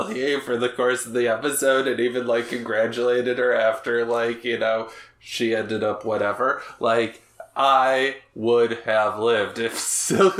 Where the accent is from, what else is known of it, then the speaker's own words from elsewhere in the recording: Chicago, Illinois, United States; I'm from Chicago